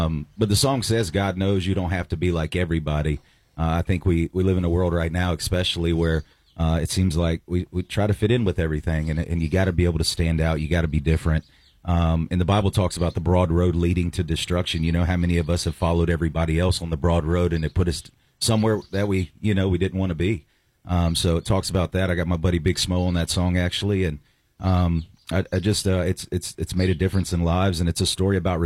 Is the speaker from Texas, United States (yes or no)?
no; North Carolina, United States; I'm from North Carolina